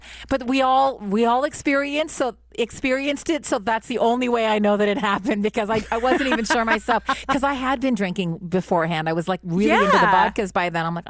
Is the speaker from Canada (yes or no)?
yes; Canada; And because we're Canadian, we don't do that.